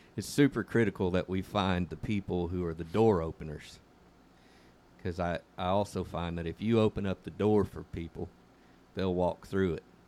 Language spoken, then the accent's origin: English; San Joaquin Valley, California, United States; moved away; I was raised up in the San Joaquin Valley